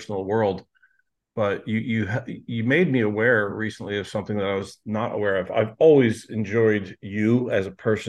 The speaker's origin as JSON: {"language": "English", "region": "New Jersey", "country": "United States", "also_born_or_lived": "Sarasota, Florida / Clearwater Beach, Florida", "said": "and I'm from South Jersey."}